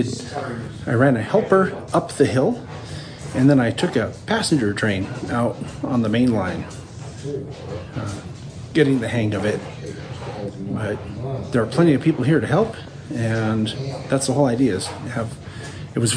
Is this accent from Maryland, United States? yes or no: no; Simi Valley, California, United States; That's where I'm from, actually. I was born in Simi Valley